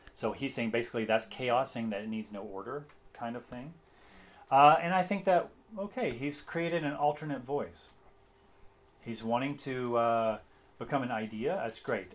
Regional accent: Tennessee, United States; accent: Tennessee; my Tennessee accent

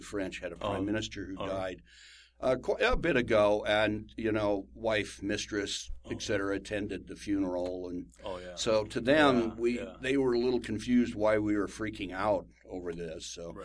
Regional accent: United States; I'm an American

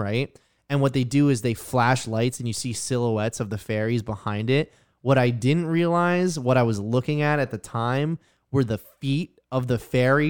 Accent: New Jersey, United States; I'm from New Jersey

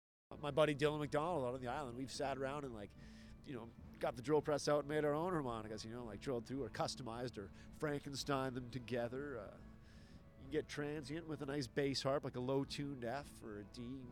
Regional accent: Edmonton, Alberta, Canada; I hail from Edmonton, Alberta, actually.

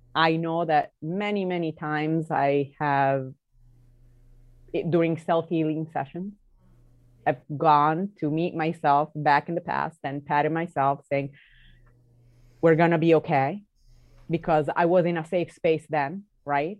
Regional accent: Italy; the way I was growing up in Italy

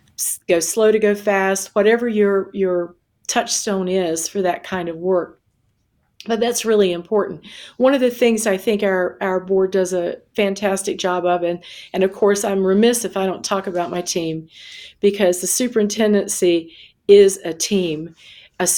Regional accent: South Carolina, United States; So for me, my metaphor is always the ocean because I grew up on one in South Carolina.

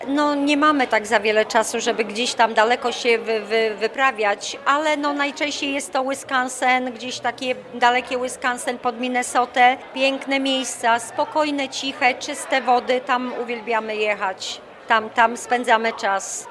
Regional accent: Warmian-Masurian Voivodeship, Poland; moved away; pochodzę z Warmii

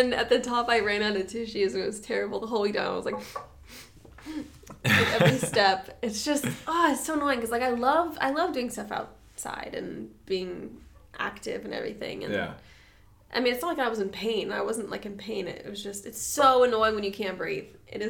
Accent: San Diego, California, United States; Like, I'm from San Diego. I get excited when there's grass.

